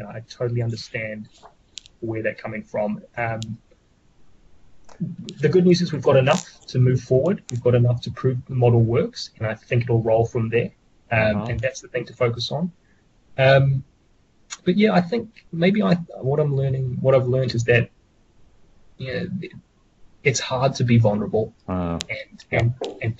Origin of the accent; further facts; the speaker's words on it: New Zealand; as Kiwi farmers